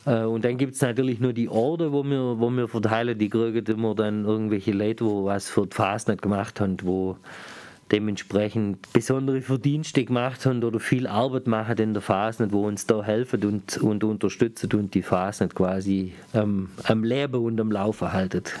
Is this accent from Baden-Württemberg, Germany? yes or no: yes; Aulendorf, Baden-Württemberg, Germany; bei uns in Ohlendorf